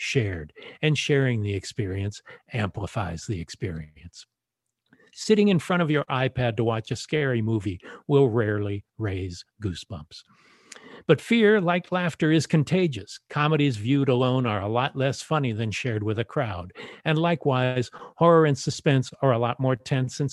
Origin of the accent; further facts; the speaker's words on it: Los Angeles, California, United States; My hometown of Los Angeles